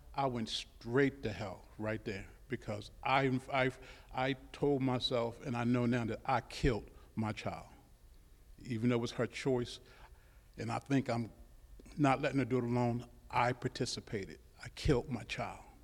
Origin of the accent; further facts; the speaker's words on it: Baltimore, Maryland, United States; I grew up in Baltimore City